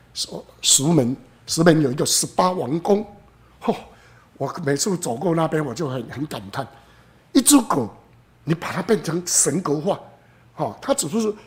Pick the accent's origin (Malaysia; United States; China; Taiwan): Taiwan; Xingang, Chiayi County; 我故乡新港